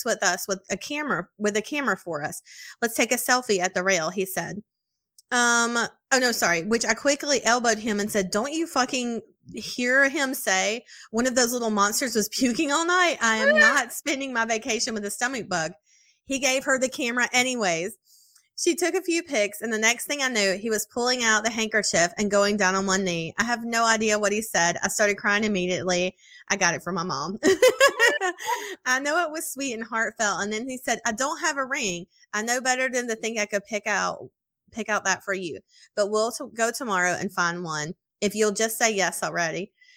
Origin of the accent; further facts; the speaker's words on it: Texas, United States; I'm from Texas. It's hot all summer.